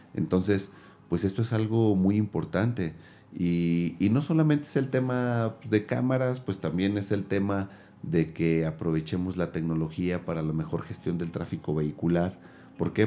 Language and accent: Spanish; Mexico; nos da una identidad como mexicanos y como mexicanas.